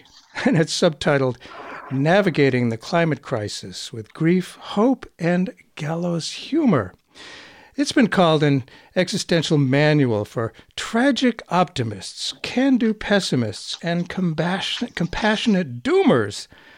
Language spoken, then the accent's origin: English; United States; As an American